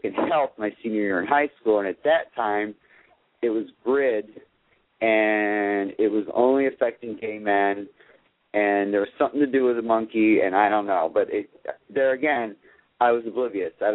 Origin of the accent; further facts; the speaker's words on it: Watertown, New York, United States; moved away as an adult; now in Southwest Florida, United States; I was born in Watertown, New York, and there's not much there.